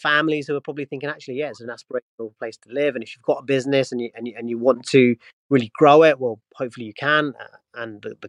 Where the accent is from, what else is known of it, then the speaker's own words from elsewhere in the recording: Luton, East of England, United Kingdom; moved away; I grew up in Luton, in an area where it was very multicultural. I actually then moved to an area which was less multicultural, but I was made to feel welcome.